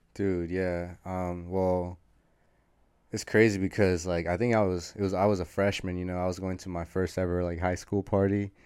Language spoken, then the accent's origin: English; San Rafael, California, United States; also born or lived in Berkeley, California; I was born in Berkeley, California, shout out Berkeley. It's the hometown, or that's the birth town, but I was raised most, most of my life in San Rafael, California, so Marin County